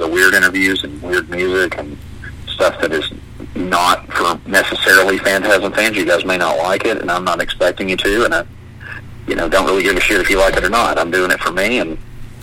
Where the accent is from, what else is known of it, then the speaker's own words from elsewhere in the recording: Florida, United States; I did vocals and played bass in many different death metal bands growing up in Florida.